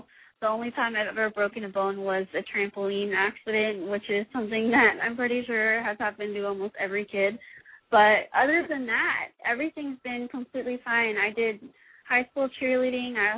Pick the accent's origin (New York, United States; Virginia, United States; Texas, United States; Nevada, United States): Texas, United States; Austin; The school I go to is 20 minutes away from Austin, my hometown, in my parents' house